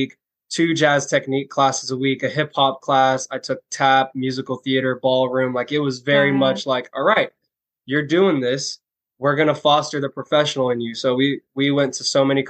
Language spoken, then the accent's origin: English; Orlando, Florida, United States; the first job that I got was dancing for my hometown NBA team, the Orlando Magic